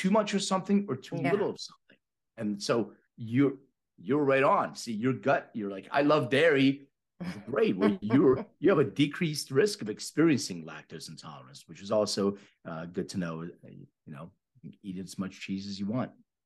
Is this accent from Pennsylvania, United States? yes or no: yes; Philadelphia, Pennsylvania, United States; moved away as an adult; now in Los Angeles, United States; I'm from Philly. I live in LA for the last 15 years.